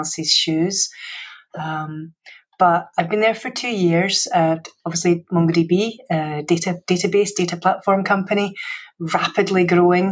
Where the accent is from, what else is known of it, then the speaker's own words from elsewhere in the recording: Scotland, United Kingdom; accent: Scottish; moved away; I'm Scottish, so you had the English-based education, I had the Scottish-based education